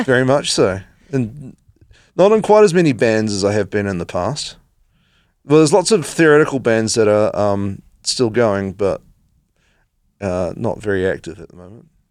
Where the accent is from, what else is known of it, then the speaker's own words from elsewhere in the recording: West Coast, New Zealand; moved away as an adult; now in Christchurch, New Zealand; I grew up on the West Coast